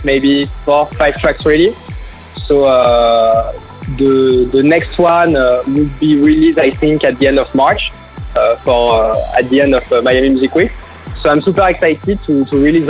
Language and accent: English; Paris, Île-de-France, France; So I'm in Paris right now. I'm in my hometown